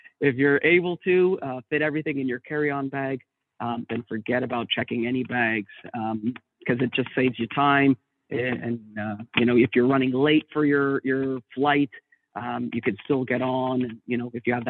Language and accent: English; Canada; being a Canadian